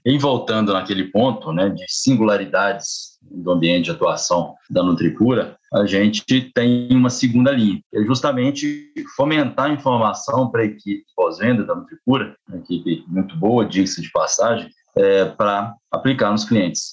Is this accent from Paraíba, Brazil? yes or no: no; Ponte Nova, Minas Gerais, Brazil; moved away as an adult; also born or lived in Viçosa; now in Mato Grosso, Brazil; também sou, sou mineiro, interior